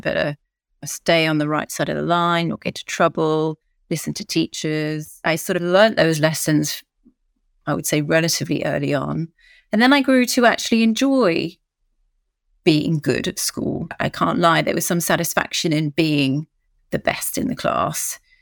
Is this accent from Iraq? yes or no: no; United Kingdom; moved away as an adult; now in France; I live in France, married to a Frenchman, but oh, as you can hear, I'm very British.